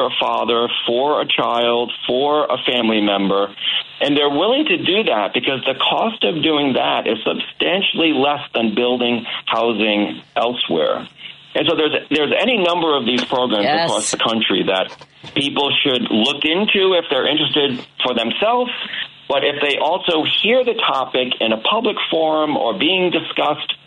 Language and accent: English; Massachusetts, United States; my home state of Massachusetts